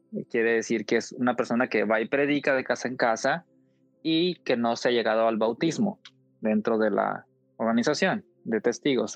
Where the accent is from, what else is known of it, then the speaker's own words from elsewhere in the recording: Coahuila, Mexico; De donde yo soy, de Coahuila, hace un calor intenso en tiempo de calor